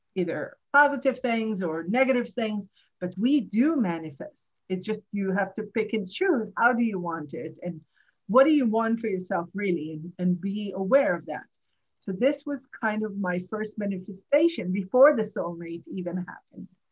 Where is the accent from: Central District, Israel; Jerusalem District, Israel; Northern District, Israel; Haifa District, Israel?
Jerusalem District, Israel; Jerusalem; English is a second language; moved away as an adult; also born or lived in Tel Aviv; now in New York, United States; I grew up in Jerusalem